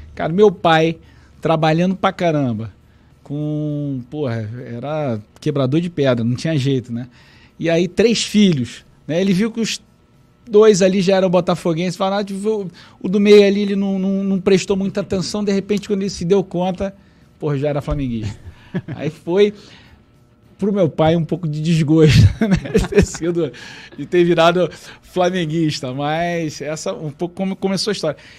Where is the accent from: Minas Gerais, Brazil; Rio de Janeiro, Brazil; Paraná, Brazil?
Rio de Janeiro, Brazil; also born or lived in Jacarepaguá (Taquara), Rio de Janeiro; eu nasci no Caxambi